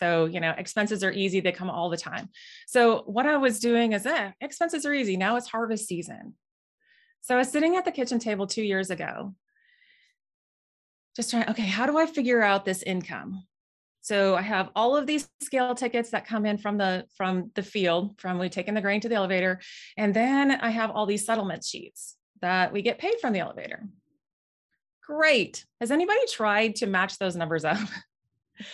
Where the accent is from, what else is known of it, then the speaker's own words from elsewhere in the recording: Moorhead, Minnesota, United States; moved away as an adult; now in Nebraska, United States; So originally, I'm from Moorhead, Minnesota. I came down to Nebraska to attend college at UNL.